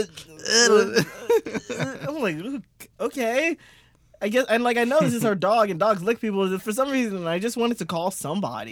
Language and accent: English; United States; I'm American.